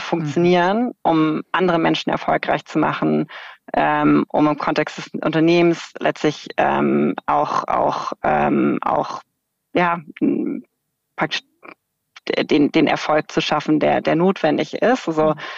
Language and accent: German; Germany; ich bin irgendwie in Deutschland in einem sicheren Land mit einem guten, irgendwie kostenfreien Bildungssystem äh, aufgewachsen